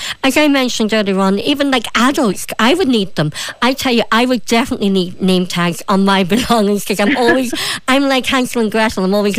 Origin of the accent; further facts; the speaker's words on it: Derry, Northern Ireland, United Kingdom; also born or lived in Donegal, Ireland; That's the thing, I'm from Derry and Donegal, and I've never lived so inland before, and so sometimes I still miss the coast.